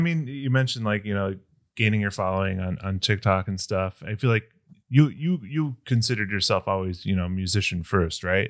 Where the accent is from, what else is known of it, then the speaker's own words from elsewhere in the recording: Chicago, Illinois, United States; I'm from Northwest suburbs